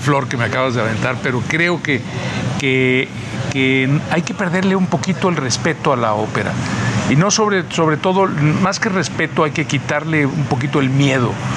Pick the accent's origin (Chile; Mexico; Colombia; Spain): Mexico